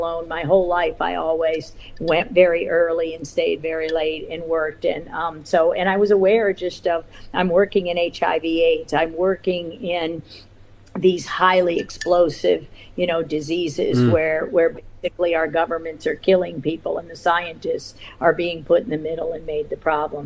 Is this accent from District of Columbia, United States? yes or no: yes; Washington, District of Columbia, United States; now in California, United States; I grew up in Washington, D.C.